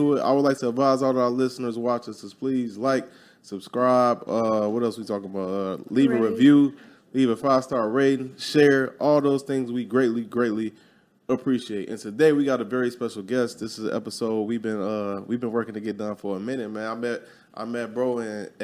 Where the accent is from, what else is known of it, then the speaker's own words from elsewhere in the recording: Chicago, Illinois, United States; being from Chicago, I'm from Chicago too